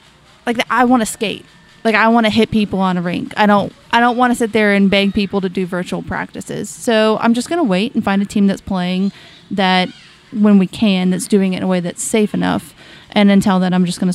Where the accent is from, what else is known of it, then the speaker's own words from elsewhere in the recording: Washington, United States; moved away; We are from Washington State